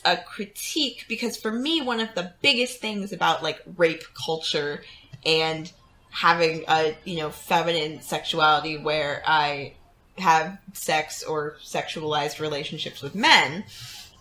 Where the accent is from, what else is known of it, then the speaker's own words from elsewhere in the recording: Texas, United States; Texas, my home state.